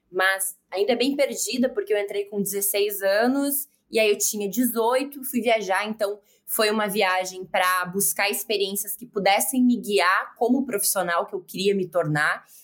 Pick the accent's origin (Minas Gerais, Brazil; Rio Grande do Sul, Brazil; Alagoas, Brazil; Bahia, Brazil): Rio Grande do Sul, Brazil; Porto Alegre; accent: gaúcho; moved away as an adult; also born or lived in Giruá / England / Italy / United States; Meu sotaque é gaúcho, é do Rio Grande do Sul. É, nasci em Giruá, fiquei boa parte da minha vida em Porto Alegre e me sinto 100% gaúcha.